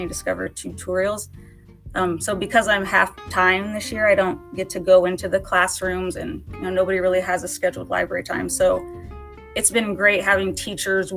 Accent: Kansas City, United States; moved away; I was born and raised in the Kansas City area

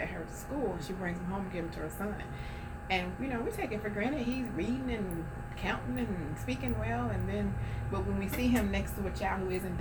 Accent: New Orleans, Louisiana, United States; I come from Holly Grove

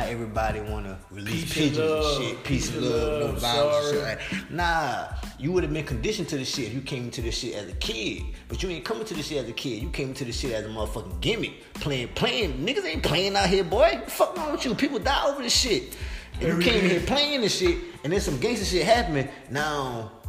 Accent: South Carolina, United States; I'm from South Carolina

